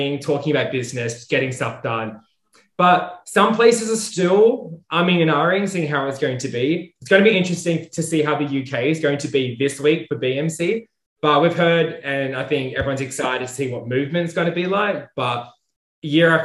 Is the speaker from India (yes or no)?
no; Australia; moved away; I'm from Australia originally